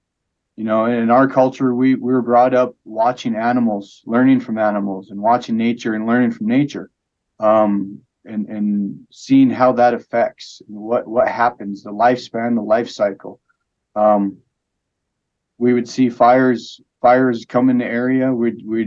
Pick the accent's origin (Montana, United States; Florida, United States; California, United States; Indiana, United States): Montana, United States; St. Ignatius; I was born and raised in St. Ignatius, Montana on the Flathead Indian Reservation.